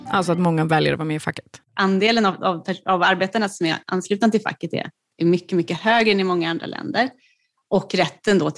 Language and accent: Swedish; Nacka, Stockholm County, Sweden; Jag är ju också från Nacka.